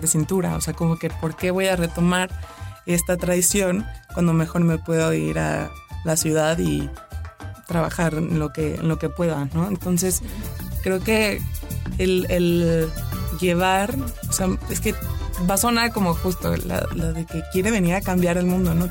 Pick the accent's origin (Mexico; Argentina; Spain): Mexico; nosotros mismos como mexicanos